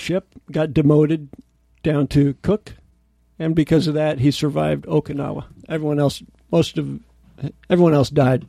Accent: San Diego, California, United States; I grew up in San Diego.

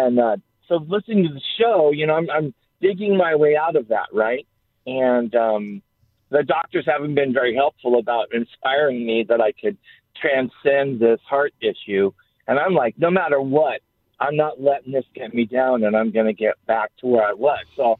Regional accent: San Diego, California, United States; San Diego.

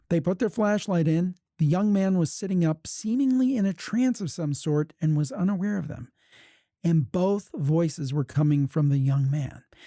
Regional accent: Ohio, United States; I was born and raised in Ohio

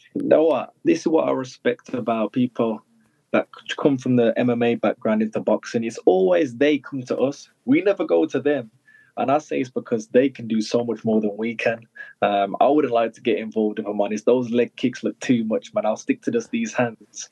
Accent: United Kingdom; born or raised there

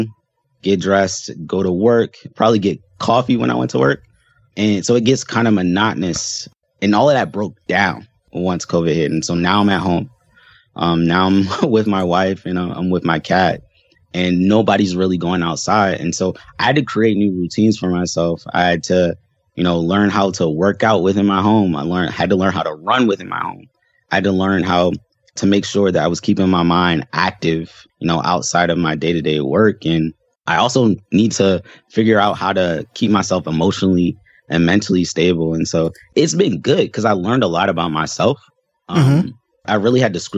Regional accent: Baltimore, Maryland, United States; moved away as an adult; now in Seattle, United States; I am from Baltimore, Maryland.

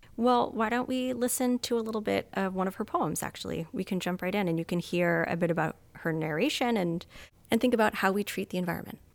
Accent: Vermont, United States; moved away; growing up in Vermont, we had Green Up Day

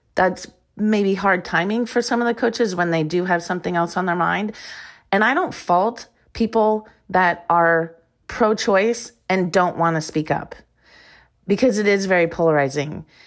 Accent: Iowa, United States; moved away as an adult; also born or lived in Arizona; I grew up in Iowa

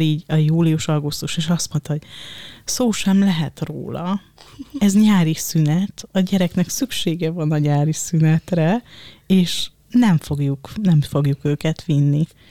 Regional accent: Dunaújváros, Fejér, Hungary; Én Dunaújvárosi vagyok, mm, de az anyukám most már Dunaföldváron lakik

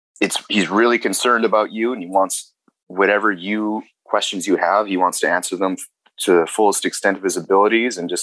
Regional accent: Canada; growing up in Canada

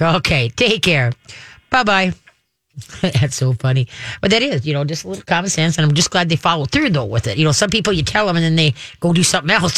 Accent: Minnesota, United States; I'm Minnesotan.

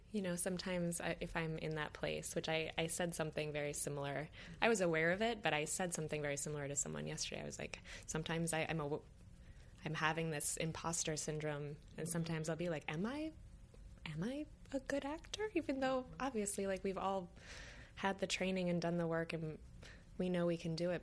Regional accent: Michigan, United States; now in New York, United States; I grew up in Michigan and then I came to New York

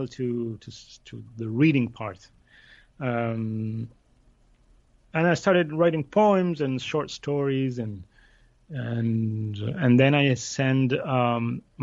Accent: Buenos Aires, Argentina; I grew up in Buenos Aires in Argentina

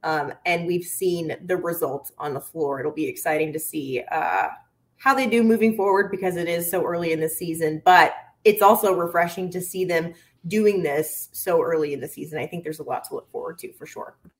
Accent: the South, United States; now in Minnesota, United States; I'm from the South

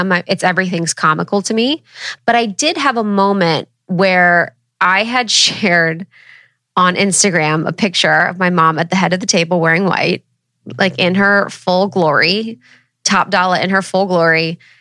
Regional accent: Ohio, United States; I'm from Ohio

